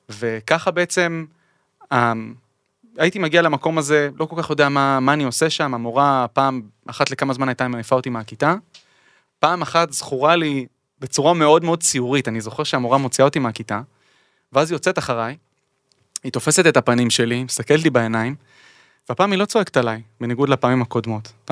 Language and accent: Hebrew; Ness Ziona, Central District, Israel; בעיר המדהימה הזאת, המקום הנפלא הזה שמבחינתי הוא תמיד תמיד תמיד בית.